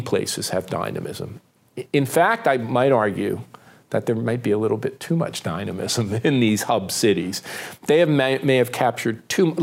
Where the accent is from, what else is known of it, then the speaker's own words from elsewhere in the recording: Newark, New Jersey, United States; moved away; also born or lived in Pittsburgh, Pennsylvania; Newark, New Jersey, mm. my hometown